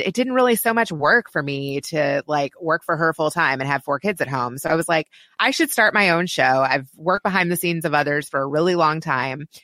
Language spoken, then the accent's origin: English; Kentucky, United States; also born or lived in Silicon Valley; now in Chicago, United States; my hometown of Kentucky